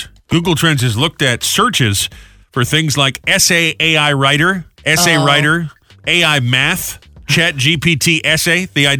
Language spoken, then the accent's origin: English; Rhode Island, United States; my home state of Rhode Island